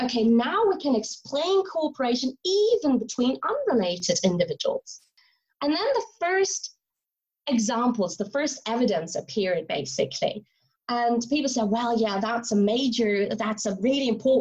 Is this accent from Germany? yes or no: yes; Germany; now in St Andrews, United Kingdom; I'm originally from Germany, and I'm now a lecturer at the University of St. Andrews in Scotland